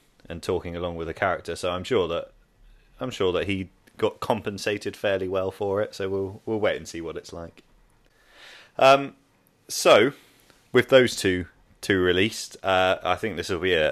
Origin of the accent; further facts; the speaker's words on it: United Kingdom; as a British man